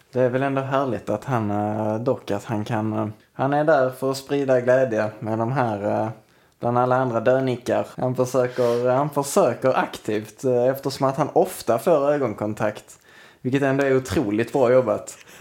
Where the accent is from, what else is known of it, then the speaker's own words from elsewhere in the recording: Sweden; vi svenskar